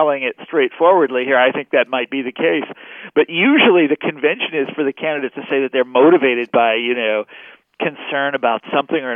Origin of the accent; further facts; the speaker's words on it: Kansas City, United States; moved away; I'm from Kansas City, and when I was in high school, we played a game called College Bowl, where you would answer trivia questions. This is in Kansas City